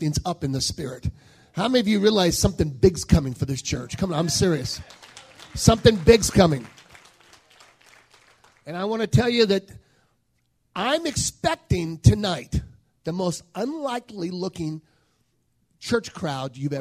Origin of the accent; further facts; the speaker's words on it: New Orleans, Louisiana, United States; I was born in New Orleans